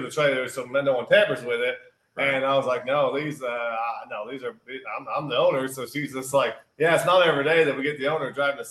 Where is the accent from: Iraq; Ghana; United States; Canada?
United States; Tipton; born or raised there